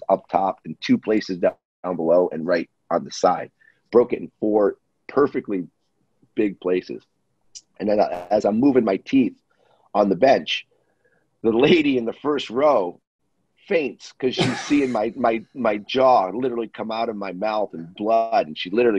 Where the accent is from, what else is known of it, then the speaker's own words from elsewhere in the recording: Boston, Massachusetts, United States; I was from Boston.